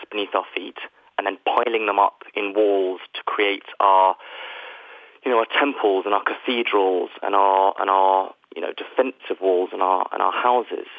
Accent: United Kingdom; where, as you can probably tell from my accent, I am from

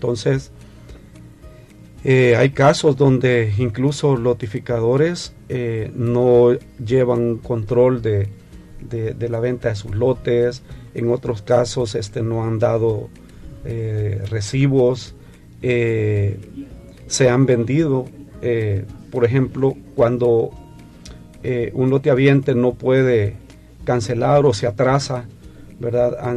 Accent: El Salvador; hemos venido pidiéndole al señor presidente que, que nos apoye porque somos familias salvadoreñas.

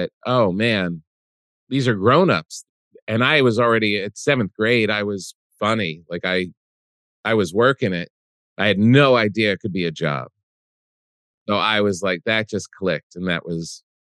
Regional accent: New Jersey, United States; We grew up in New Jersey.

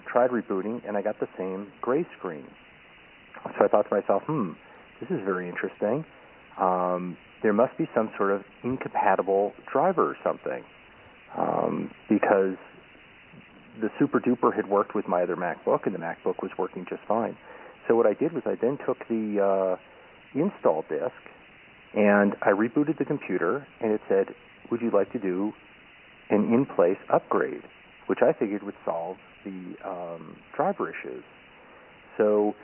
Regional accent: Israel; I am a listener from Israel who happens to be vacationing in the United States

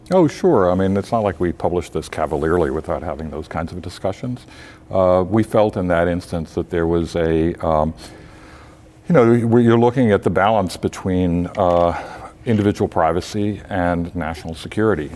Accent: Tampa, Florida, United States; I grew up in Tampa, Florida.

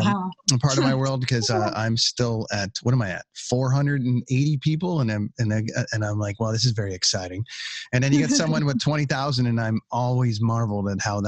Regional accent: Oshawa, Ontario, Canada; moved away as an adult; now in Cloverdale, Canada; we're both imports from the East. I'm from Oshawa, Port Perry, east of Toronto area.

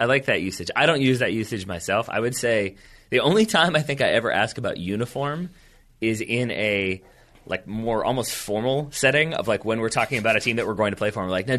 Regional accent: United States; as an American

